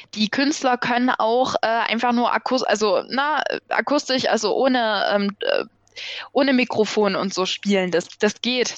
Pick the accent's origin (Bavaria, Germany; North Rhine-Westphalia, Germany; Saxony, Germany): Saxony, Germany; Chemnitz; bei uns in Chemnitz